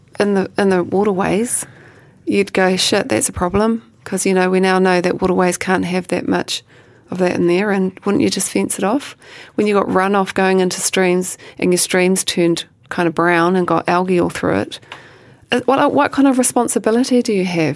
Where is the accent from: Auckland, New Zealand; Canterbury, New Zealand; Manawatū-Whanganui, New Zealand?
Manawatū-Whanganui, New Zealand; Feilding; when I was growing up in Fielding, there was no presence of mana whenua. We didn't even say we were Māori at school.